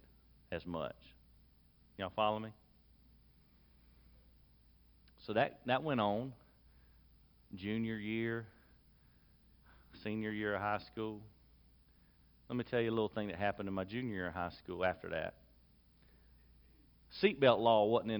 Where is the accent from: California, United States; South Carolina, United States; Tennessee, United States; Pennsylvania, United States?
South Carolina, United States; Lexington; I was born in 1972 in Lexington, South Carolina, to parents who prioritized going to church